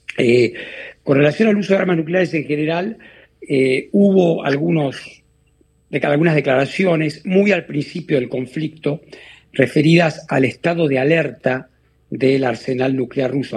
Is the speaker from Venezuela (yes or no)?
no; Argentina; moved away; de ser yo argentino, el primer latinoamericano